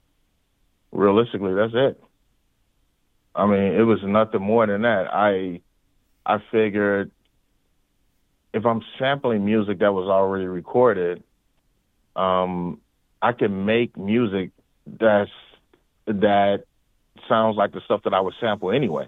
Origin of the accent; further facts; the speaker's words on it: St. Louis, Missouri, United States; growing up in St. Louis